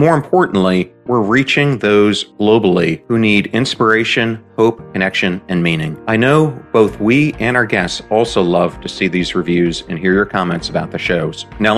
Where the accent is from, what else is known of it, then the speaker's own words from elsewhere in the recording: York, Pennsylvania, United States; I grew up in York, Pennsylvania.